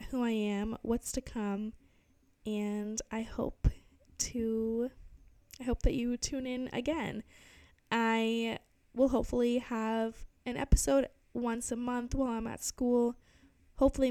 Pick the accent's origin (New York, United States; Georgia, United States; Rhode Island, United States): Rhode Island, United States; Barrington; moved away as an adult; also born or lived in Providence, Rhode Island; now in Cape Cod, United States; I grew up in Barrington, Rhode Island